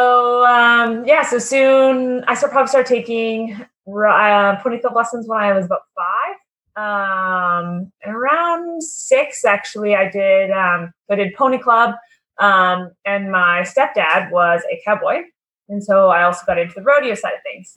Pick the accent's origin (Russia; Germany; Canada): Canada; Merritt, British Columbia; moved away as an adult; now in United States; my parents used to live, they were both grew up in Vancouver and moved to Merritt, which is a small little